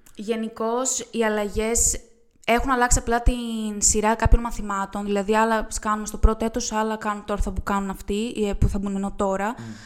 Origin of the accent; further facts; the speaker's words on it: Euboea, Central Greece, Greece; moved away as an adult; now in Thessaloniki, Greece; εγώ είμαι από την Εύβοια.